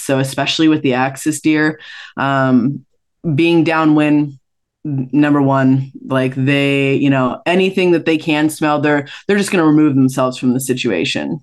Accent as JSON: {"language": "English", "region": "Washington", "country": "United States", "tie": "born or raised there", "also_born_or_lived": "Maui, Hawaii", "said": "I was born in Washington State, and now I split time between Maui and Washington"}